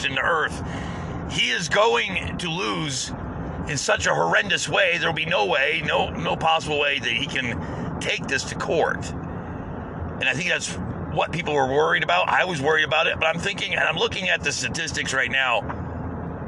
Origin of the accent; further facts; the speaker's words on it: United States; as an American